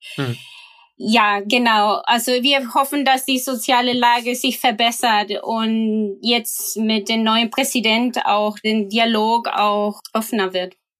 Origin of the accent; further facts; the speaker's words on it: Valparaíso, Chile; German is a second language; moved away as an adult; now in Hamburg, Germany; in der Region, wo, wo ich herkomme, Valparaiso